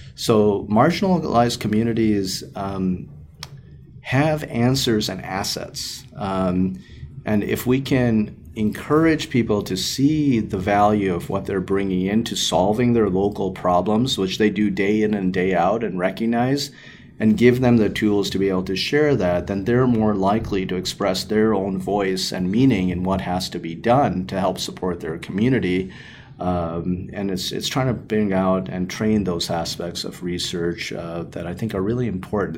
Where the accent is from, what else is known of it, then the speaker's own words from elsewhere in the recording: Chicago, Illinois, United States; also born or lived in Naperville, Illinois; growing up in the Chicagoland area um, and doing all of my schooling and training here